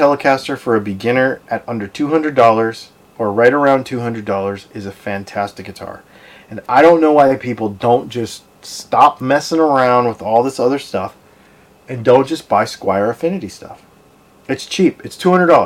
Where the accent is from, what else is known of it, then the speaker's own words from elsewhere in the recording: Arizona, United States; moved away; I'm from Arizona. I lived out there.